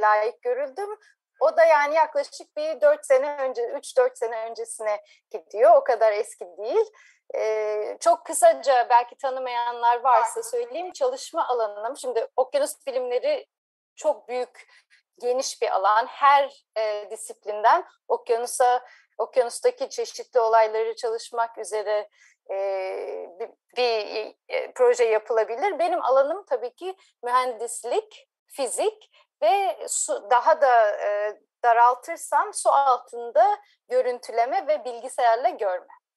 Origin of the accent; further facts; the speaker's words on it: Ankara, Turkey; moved away as an adult; also born or lived in Izmir / Cambridge, Massachusetts, United States; 1981 Ankara doğumluyum.